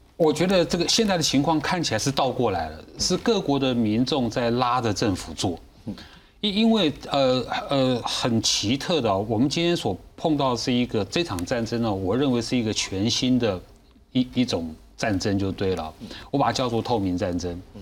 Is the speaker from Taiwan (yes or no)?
yes; Taiwan; 是我们台湾人民自动自发的